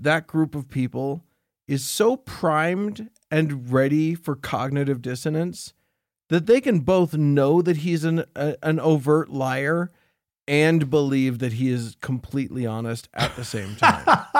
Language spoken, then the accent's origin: English; Romania; and I'm from Romania. It's too close to Russia.